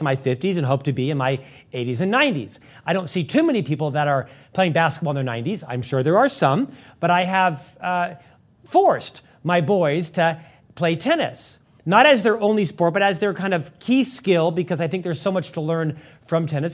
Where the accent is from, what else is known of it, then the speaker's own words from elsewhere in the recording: East Coast, United States; now in Salt Lake City, United States; I'm from the East Coast